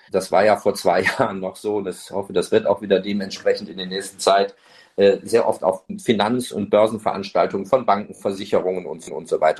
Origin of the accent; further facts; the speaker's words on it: Duisburg, North Rhine-Westphalia, Germany; born there; Meine Mutter ist Deutsche, meine Frau ist Deutsche. Ich bin, in Duisburg geboren, also mehr geht dann schon fast gar nicht.